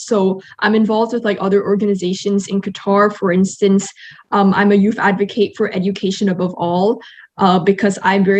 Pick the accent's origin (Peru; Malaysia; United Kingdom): Malaysia; because as a Malaysian, I also want to use my citizenship as a sort of platform in order to impact more people.